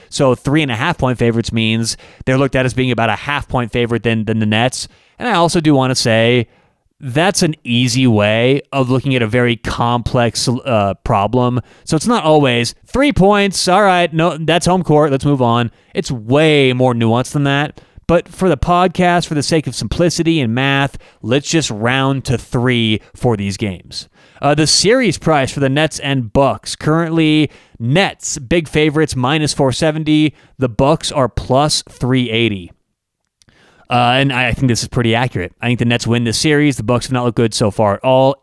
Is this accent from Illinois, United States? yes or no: no; Denver, Colorado, United States; I'm from Denver.